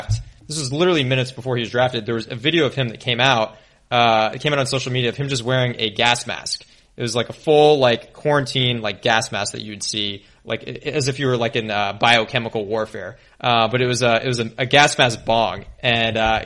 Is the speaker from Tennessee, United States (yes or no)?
yes; Tennessee, United States; my home state